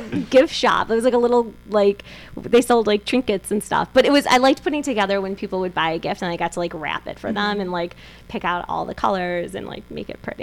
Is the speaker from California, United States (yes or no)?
no; Deerfield, Illinois, United States; also born or lived in Kansas; now in Chicago, United States; born and raised in Deerfield.